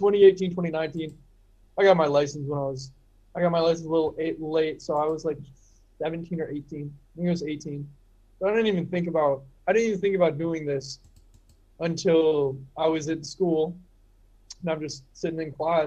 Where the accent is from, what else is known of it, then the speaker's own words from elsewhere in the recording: Minneapolis, Minnesota, United States; also born or lived in Shoreview, Minnesota / Duluth, Minnesota; grew up in Minneapolis till I was 15